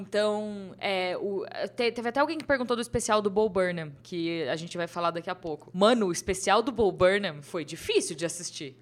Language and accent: Portuguese; São Bernardo do Campo, São Paulo, Brazil; now in São Paulo, Brazil; Quando eu era criança, eu morava em São Bernardo, né? Eu não morava aqui em São Paulo. E hoje eu moro aqui em São Paulo.